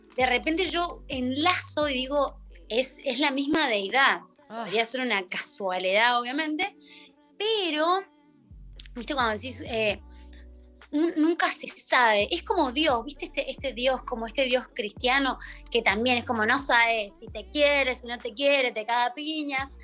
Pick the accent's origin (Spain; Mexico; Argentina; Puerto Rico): Argentina; Plantarse como, como argentinos